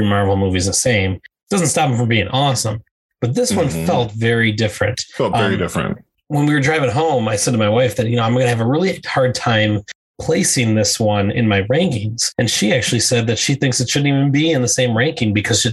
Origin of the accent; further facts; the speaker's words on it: Western New York, United States; I grew up in the Western New York area